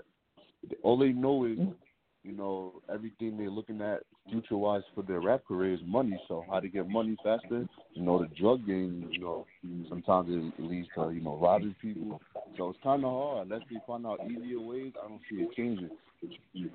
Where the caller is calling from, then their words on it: Long Island, New York, United States; I'm calling from Long Island, New York.